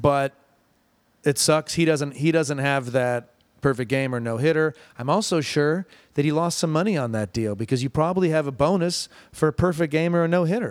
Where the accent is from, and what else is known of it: Ann Arbor, Michigan, United States; born or raised there